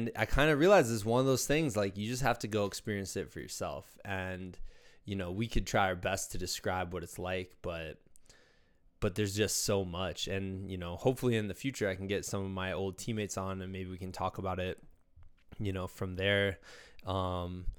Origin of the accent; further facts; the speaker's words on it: Muscatine, Iowa, United States; my hometown of Muscatine, Iowa